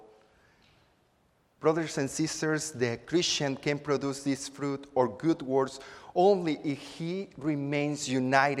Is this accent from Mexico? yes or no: yes; Acapulco, Guerrero, Mexico; now in Houston, United States; I'm from Acapulco, which is a tropical environment on the Pacific coast of Mexico. My parents' house is near a river, and as a child, I spent many afternoons